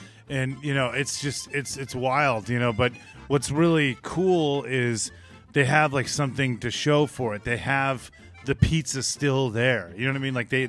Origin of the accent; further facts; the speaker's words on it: Chicago, Illinois, United States; I'm from Chicago